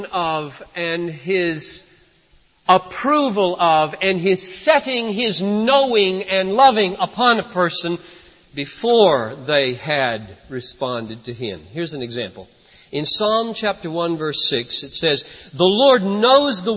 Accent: United States; I'm an American

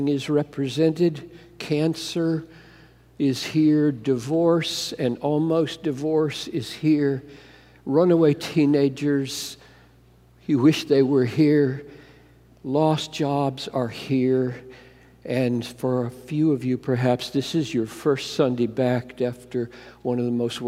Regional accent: Greenville, South Carolina, United States; moved away; I grew up in Greenville, South Carolina

